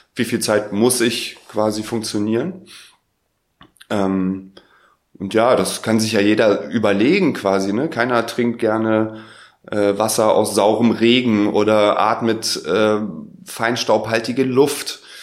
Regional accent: Berlin, Germany; ich komme aus Berlin.

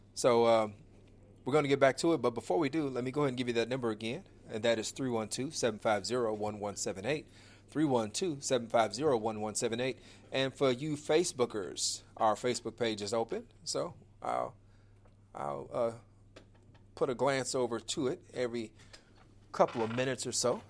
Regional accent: Chicago, Illinois, United States; the wonderful city of Chicago, Illinois, my hometown. Uh, Inglewood, born and raised

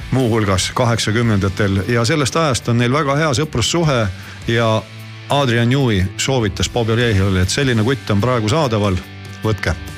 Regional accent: Estonia; ma olen eestlane

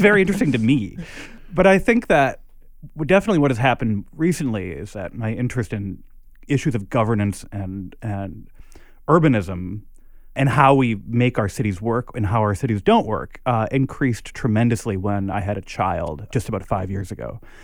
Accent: Minneapolis, Minnesota, United States; now in New York, United States; I grew up in Minneapolis

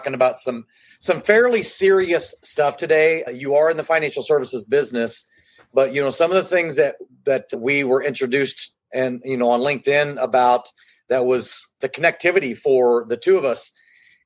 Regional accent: Little Rock, Arkansas, United States; moved away; also born or lived in Kansas City; I moved out here 26 years ago from Kansas City, born and raised in Little Rock, Arkansas

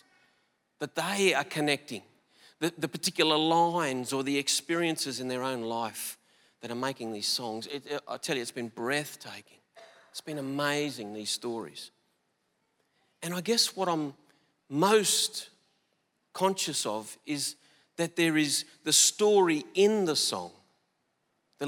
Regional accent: Collarenebri, New South Wales, Australia; moved away; a small town in northwestern New South Wales called Collarenebri. I grew up in that town.

